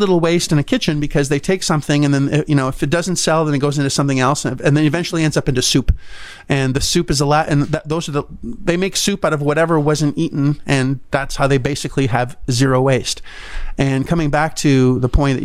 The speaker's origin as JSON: {"language": "English", "country": "Canada", "moved": "yes", "lives_now": "United States", "said": "a Canadian"}